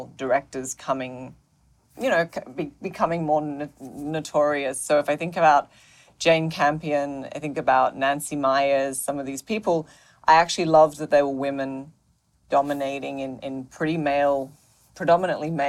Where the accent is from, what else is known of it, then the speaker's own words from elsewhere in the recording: Australia; now in New York City, United States; I grew up in Australia. So, I live in New York City now, but did not grow up in New York City.